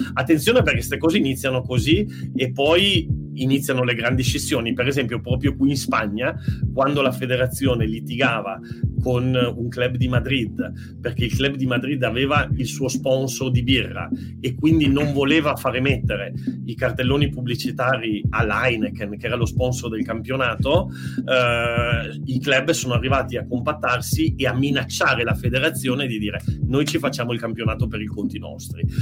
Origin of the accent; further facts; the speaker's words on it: Turin, Piedmont, Italy; da torinese e da amante delle storie, perché io sono nato a Torino